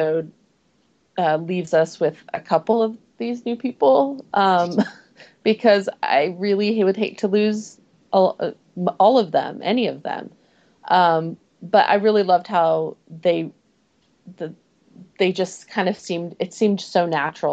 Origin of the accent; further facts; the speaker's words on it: California, United States; now in Idaho, United States; I'm from California